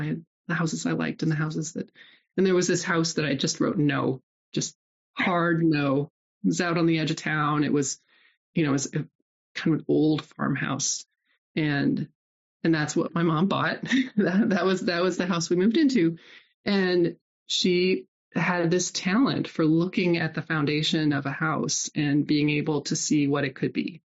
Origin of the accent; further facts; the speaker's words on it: Nebraska, United States; moved away; also born or lived in Iowa; so I was raised in Nebraska and then moved to Iowa. My family moved about every 4 or 5 years.